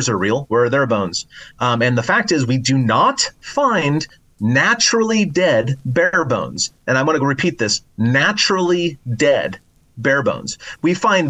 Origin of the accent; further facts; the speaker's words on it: Oregon, United States; my home state of Oregon